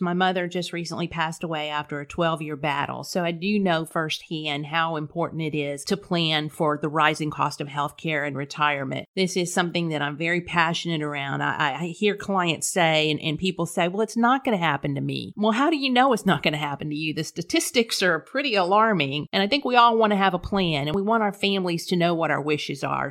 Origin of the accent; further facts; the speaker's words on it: Corpus Christi, Texas, United States; accent: South Texas twang; also born or lived in North Carolina; I was born and raised in Corpus Christi, a native Texan.